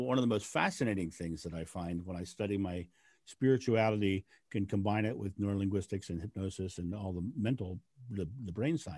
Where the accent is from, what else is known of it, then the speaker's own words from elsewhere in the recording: United States; I'm American.